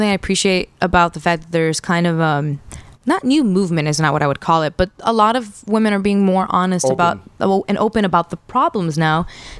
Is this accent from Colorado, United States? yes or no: no; Kendall, Florida, United States; I grew up in Kendall forever